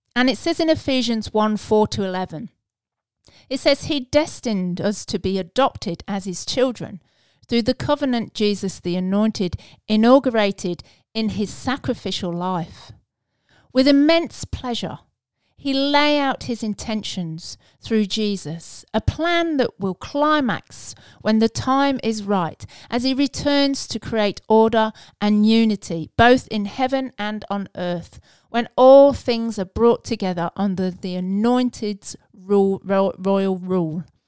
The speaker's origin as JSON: {"language": "English", "region": "England", "country": "United Kingdom", "said": "being English"}